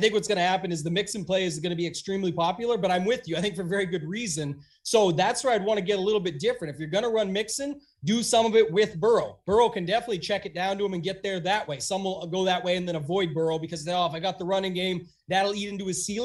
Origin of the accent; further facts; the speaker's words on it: Canada; myself being Canadian